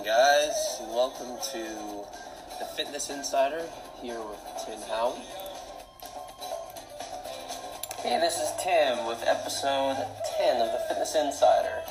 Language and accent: English; Calgary, Alberta, Canada; I am 26 years old, born and raised in Calgary, Alberta, Canada